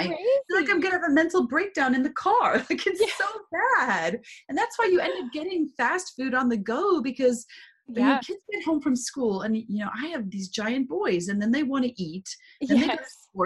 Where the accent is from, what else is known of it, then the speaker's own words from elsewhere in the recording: South Africa; moved away; I'm from South Africa originally